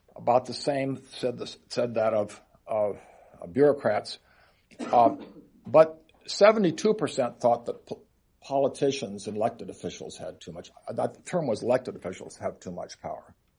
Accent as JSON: {"language": "English", "town": "Seattle", "region": "Washington", "country": "United States", "tie": "born or raised there", "said": "in my hometown of Seattle"}